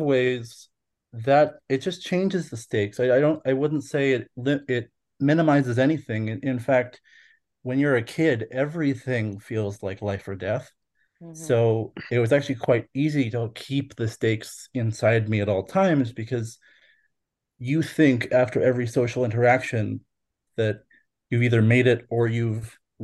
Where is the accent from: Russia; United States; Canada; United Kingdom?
Canada; Fort McMurray, Alberta; also born or lived in Calgary (Mohkinstsis); now in Calgary, Canada; I was born and raised in Treaty 8 territory in Fort McMurray, Alberta, and Fort McKay